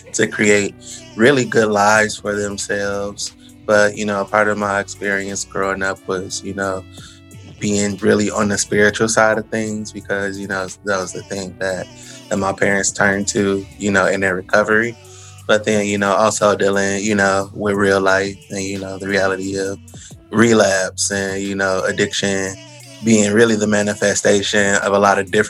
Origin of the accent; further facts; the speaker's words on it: Detroit, Michigan, United States; I'm from Detroit. I've lived here for most of my life